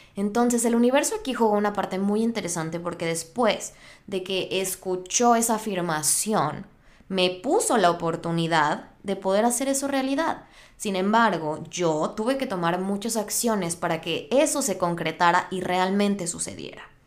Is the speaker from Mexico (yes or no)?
yes; Mexico; moved away as an adult; now in United States; Yo soy de México.